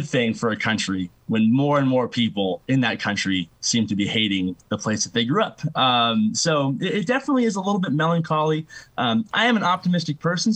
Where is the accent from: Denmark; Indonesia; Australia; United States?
United States; Los Angeles, California; I grew up in Los Angeles